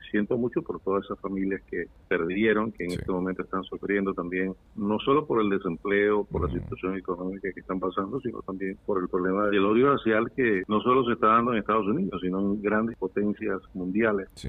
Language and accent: Spanish; Venezuela; now in New York, United States; somos más venezolanos en el exterior